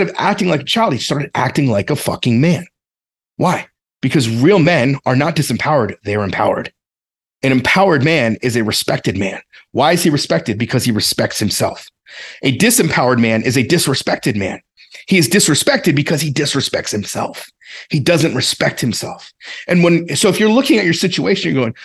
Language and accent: English; the South, United States; I grew up in the South. It's the way we talked, I guess.